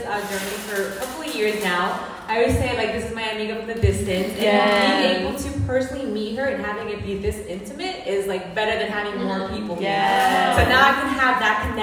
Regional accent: New Jersey, United States; I am not from New York. I came from New Jersey

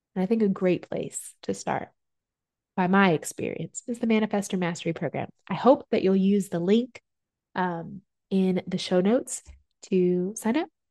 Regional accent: Southern culture, United States; Growing up in America, American culture, Southern culture

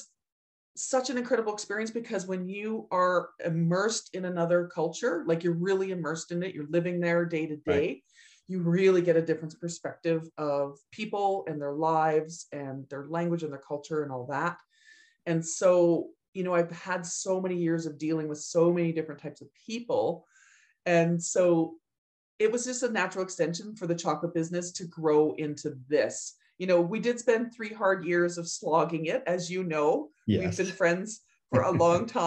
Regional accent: Edmonton, Alberta, Canada; And I was living in Edmonton. I was going to the University of Alberta

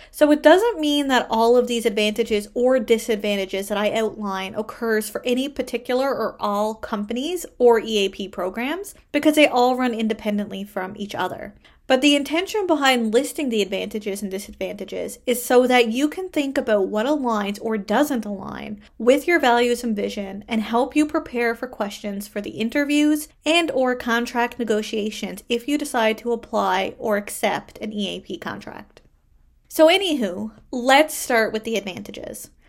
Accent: Canada; I am a Canadian social worker

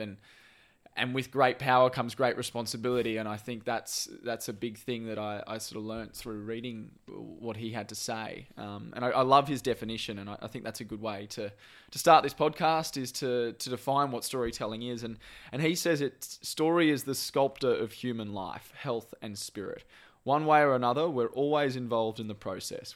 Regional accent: Brisbane, Queensland, Australia; I grew up in Brisbane

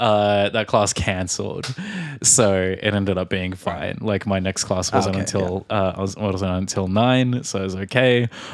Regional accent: Australia; moved away; from Australia.

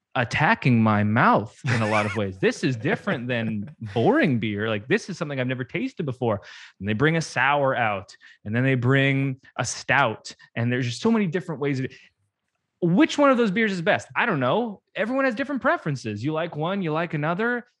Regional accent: Canada; I'm Canadian

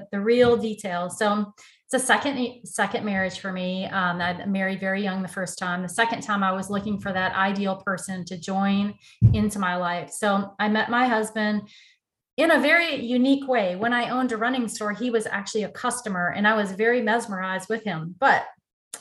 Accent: Detroit, Michigan, United States; moved away; also born or lived in Nashville, Tennessee; So I am originally from Detroit, Michigan. I grew up in the automotive industry. I moved to Tennessee in 1989

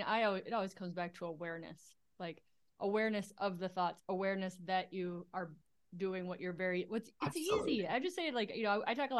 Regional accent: Duluth, Minnesota, United States; I'm from Duluth.

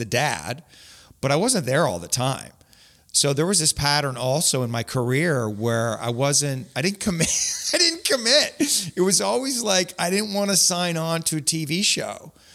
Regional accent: Grimsby, Ontario, Canada; also born or lived in St. Catharines; I grew up in Grimsby

